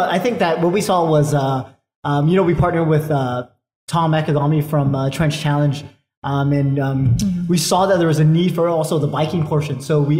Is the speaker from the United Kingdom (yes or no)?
no; Guam; living here on Guam, growing up on Guam